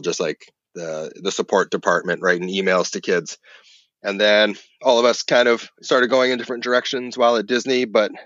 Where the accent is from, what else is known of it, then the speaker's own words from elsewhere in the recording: Kelowna, British Columbia, Canada; West coast of Canada, a place called Kelowna.